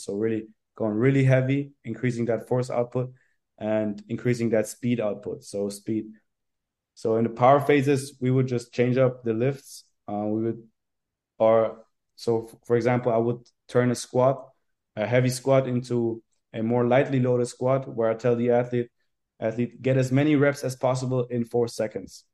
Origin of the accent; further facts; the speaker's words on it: Carinthia, Austria; moved away as an adult; now in Vienna, Austria; So I'm from Carinthia originally, and then I moved to Vienna to study sports science